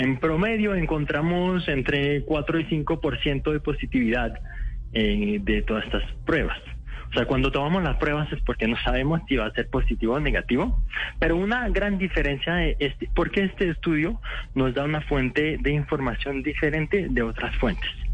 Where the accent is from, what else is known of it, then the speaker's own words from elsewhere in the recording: France; moved away as an adult; also born or lived in Morocco (parents); now in Bogotá, Colombia; nací en Francia, mis papás son de Marruecos pero ya llevo 6, 7 años en Colombia